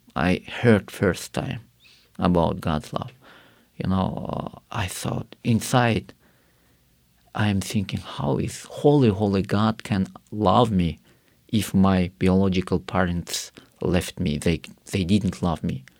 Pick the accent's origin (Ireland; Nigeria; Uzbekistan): Uzbekistan; Karakalpakstan; English is a second language; I grew up in Karakhal, Pakistan, where it is, uh, one of Muslim country